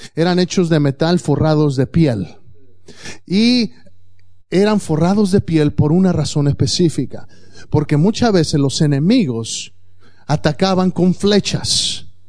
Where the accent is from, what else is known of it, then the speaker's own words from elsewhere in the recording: Mexico; moved away; cuando yo crecí allá en México